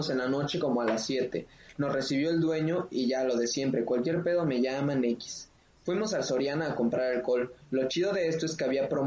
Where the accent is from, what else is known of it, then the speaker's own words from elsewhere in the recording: Oaxaca, Mexico; No, como Oaxaqueño falló, ¿eh?